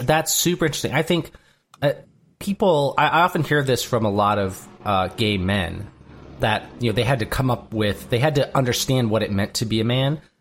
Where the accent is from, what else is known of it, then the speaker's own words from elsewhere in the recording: Durand, Michigan, United States; my hometown of Durand, Michigan